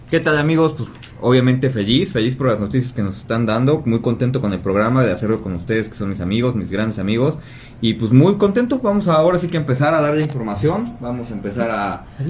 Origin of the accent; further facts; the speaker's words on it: Mexico; es una cultura que tenemos los mexicanos